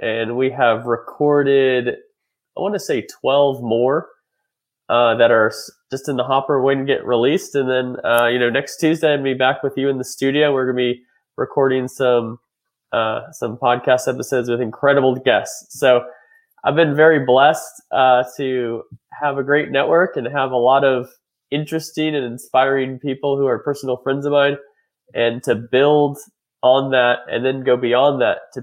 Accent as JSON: {"language": "English", "town": "Reedley", "region": "California", "country": "United States", "tie": "born or raised there", "also_born_or_lived": "Washington, D.C.", "moved": "as an adult", "said": "I grew up in Reedley, California. Reedley, California is a small town outside of Fresno"}